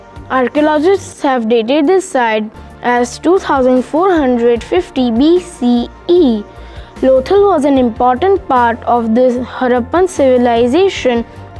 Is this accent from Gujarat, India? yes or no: yes; Gujarat, India; As we are from Gujarat